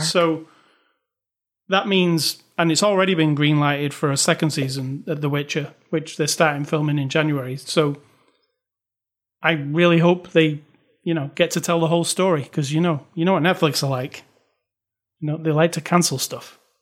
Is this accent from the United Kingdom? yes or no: yes; United Kingdom; moved away; I'm British